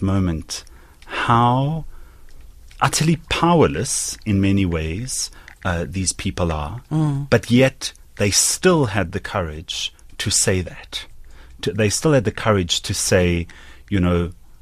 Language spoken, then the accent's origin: English; Johannesburg, Gauteng, South Africa; I have been privileged growing up in Johannesburg